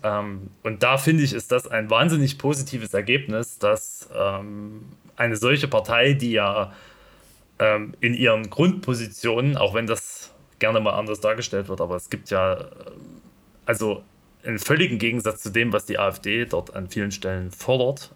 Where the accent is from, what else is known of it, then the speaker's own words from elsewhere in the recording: East Germany, Germany; als äh, Ostdeutscher hier in dieser Runde